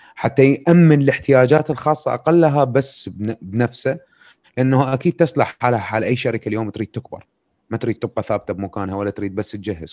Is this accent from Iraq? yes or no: yes; Iraq; عندنا بالعراق